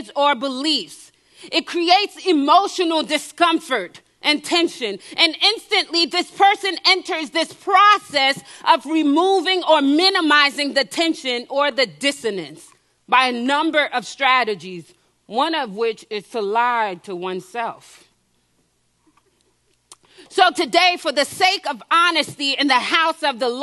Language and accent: English; New Jersey, United States; also born or lived in Haiti; I was born in Haiti and I grew up in New Jersey